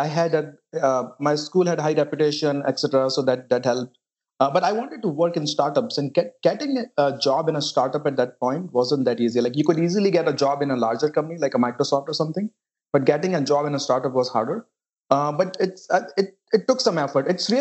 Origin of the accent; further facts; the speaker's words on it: India; moved away as an adult; now in United States; I grew up in a small town in India